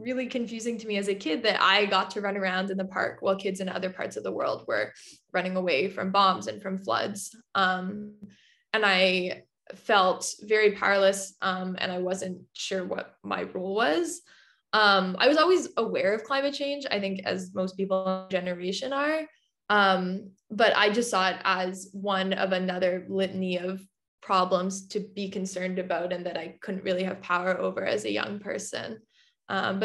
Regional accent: Vancouver, British Columbia, Canada; I grew up in BC. I grew up in Vancouver

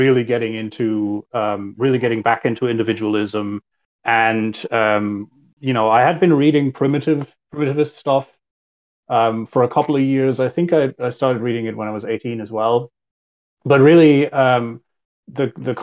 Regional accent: Germany; moved away as an adult; also born or lived in United States; I was born and raised in Germany

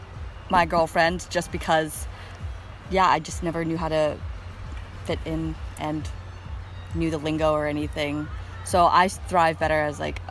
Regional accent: Vancouver, British Columbia, Canada; I grew up in Vancouver

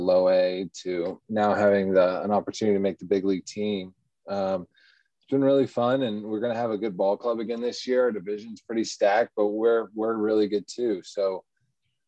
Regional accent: Austin, Texas, United States; also born or lived in Orlando, Florida; I actually grew up in Austin, Texas. I was born in Orlando, though

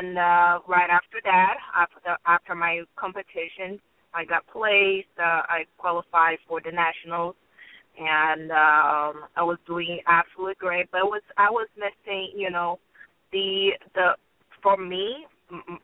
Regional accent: Brazil; moved away as an adult; I am from Brazil

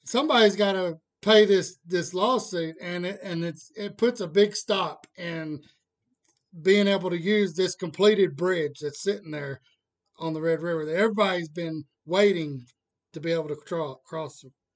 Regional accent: Texas, United States; I'm, I'm back from Texas

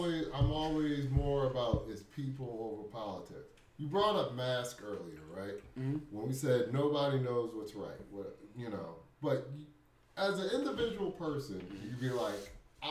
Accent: United States; As an American

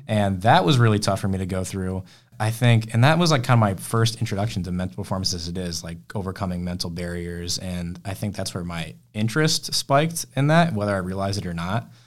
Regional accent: Rochester, New York, United States; I'm from Rochester originally

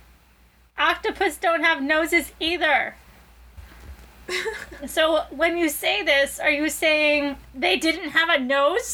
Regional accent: United States; We're American

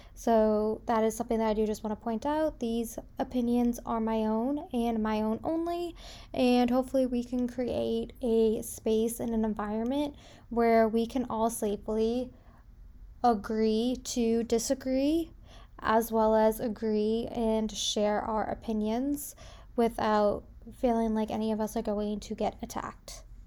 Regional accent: South Shore of Massachusetts, United States; now in Indiana, United States; I am currently living in Indiana, but I was born and raised on the South Shore of Massachusetts. So, just south of Boston

